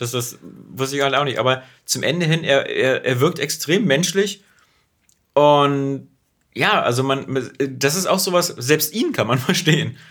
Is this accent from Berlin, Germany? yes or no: yes; Berlin, Germany; wir sind ja beide Berliner